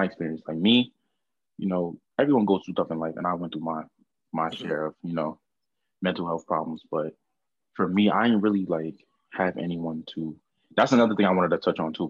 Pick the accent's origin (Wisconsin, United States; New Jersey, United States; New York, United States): New Jersey, United States; Orange; I'm from a little town called Orange, New Jersey. Not East Orange. Not West Orange